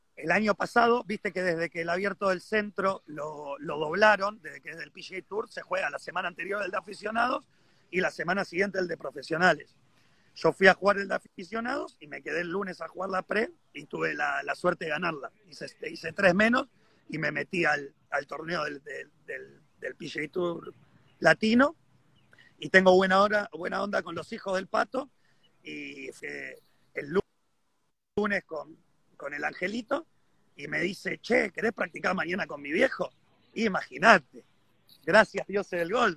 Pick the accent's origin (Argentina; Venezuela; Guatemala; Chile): Argentina; estoy varado acá, soy argentino, no sé cuándo me voy a poder volver